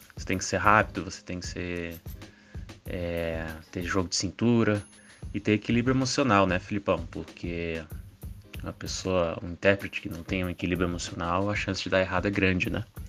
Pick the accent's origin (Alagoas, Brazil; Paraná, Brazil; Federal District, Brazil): Federal District, Brazil; Brasília; Sou daqui de Brasília